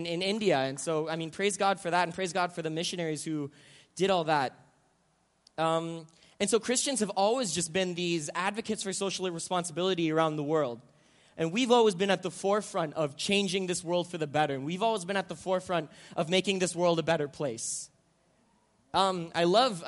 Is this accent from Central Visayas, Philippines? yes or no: no; Manila, Metro Manila, Philippines; moved away; I'm half Filipino, and I grew up in the Philippines, and so I grew up in the middle of Manila